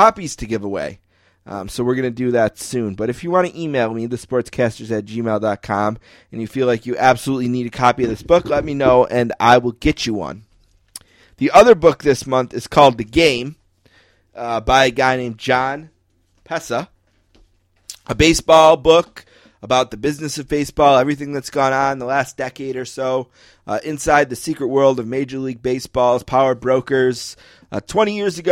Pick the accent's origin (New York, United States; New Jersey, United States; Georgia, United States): New York, United States; Buffalo; I grew up in Buffalo, New York